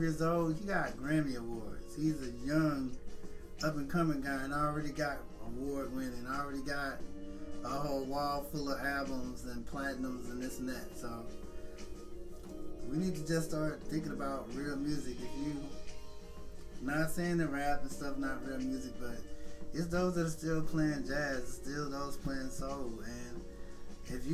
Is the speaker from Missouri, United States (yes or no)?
yes; St. Louis, Missouri, United States; born and raised in St. Louis